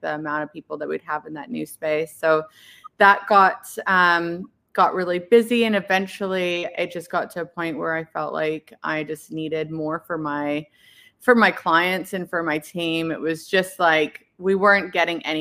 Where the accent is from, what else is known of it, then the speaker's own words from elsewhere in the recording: Canada; moved away as an adult; now in Perth, Australia; I'm actually from Canada. I moved here about 15 or 16 years ago